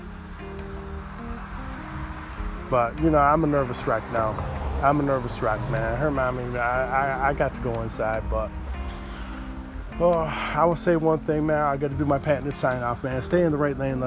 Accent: United States; Born in America, but my mom and dad, they were Irish and German

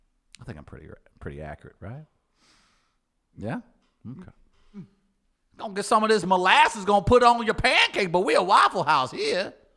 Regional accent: Farmington, Missouri, United States; Old sweet old Farmington, down in the old South, 90 minutes from St. Louis. It was like I grew up in St. Louis, but I didn't. I had a farm. I wasn't rich. I was poor, though we had multiple acres.

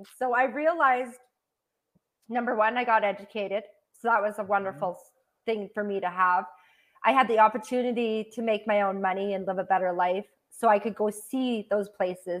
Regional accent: Canada; I grew up on like in Canadian poverty standards on welfare and then paycheck to paycheck

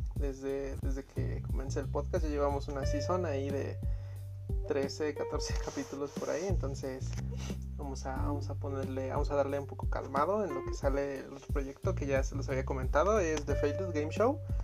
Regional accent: Tultepec, State of Mexico, Mexico; yo soy de Tultepec, ¿no? La capital de la pirotecnia

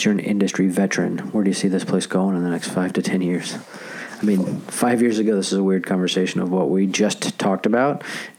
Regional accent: New York, United States; I'm from New York.

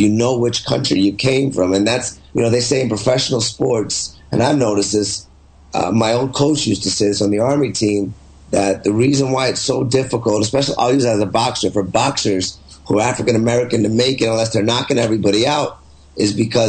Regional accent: Canada; I'm Canadian, but their skin's dark.

